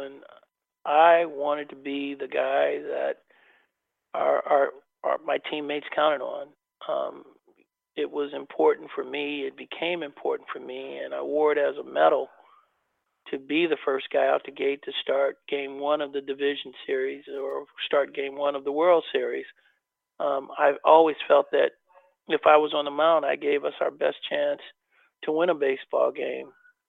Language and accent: English; Oakland, California, United States; I never thought that I would have an opportunity to play in my hometown.